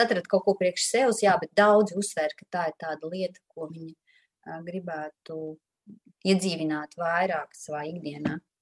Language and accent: Latvian; Daugavpils, Latvia; now in Riga, Latvia; es arī savukārt nāku no Latvijas, no Daugopils